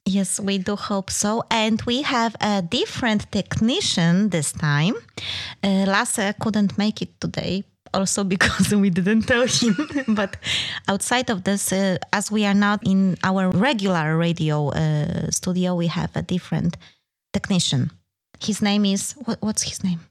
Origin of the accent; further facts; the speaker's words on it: Denmark; we are from Denmark.